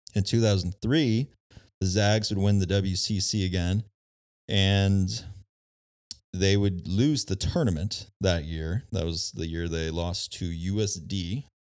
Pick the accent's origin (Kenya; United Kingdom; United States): United States; San Diego, California; I grew up in San Diego, California.